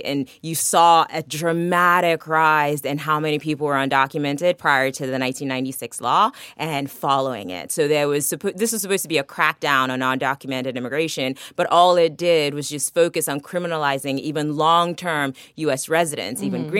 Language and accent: English; Maryland, United States; also born or lived in Lagos, Nigeria; So I came to the U.S. from Nigeria when I was 14. I was born in Lagos. I went to school in Lagos for a while and moved to the U.S. because of struggles that my family had in Nigeria. And grew up in Maryland